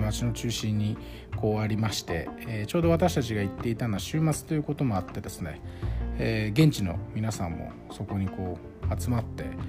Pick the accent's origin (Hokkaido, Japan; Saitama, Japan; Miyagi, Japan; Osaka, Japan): Saitama, Japan; 私は埼玉県出身なので